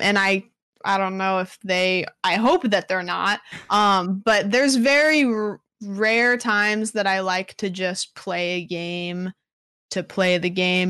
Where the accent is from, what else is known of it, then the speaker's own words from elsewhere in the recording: Pacific Northwest, United States; I am from the Pacific Northwest